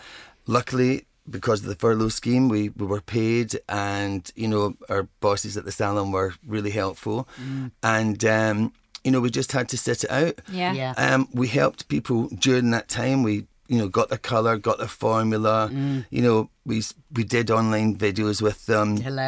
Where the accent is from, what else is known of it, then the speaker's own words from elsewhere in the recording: Ireland; Because I'm Irish and I've got red hair.